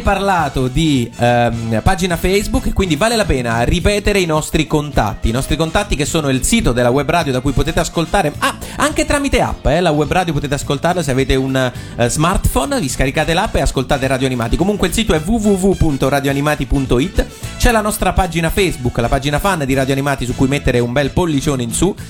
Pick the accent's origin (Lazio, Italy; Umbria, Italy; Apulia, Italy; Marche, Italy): Umbria, Italy; Terni; io sono nato a Terni e cresciuto a Terni